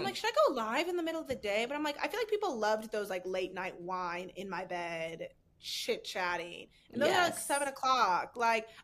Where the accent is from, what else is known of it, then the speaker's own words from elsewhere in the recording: a town in the Chicago area, Illinois, United States; the town that I grew up in Chicago, I think it was like 13,000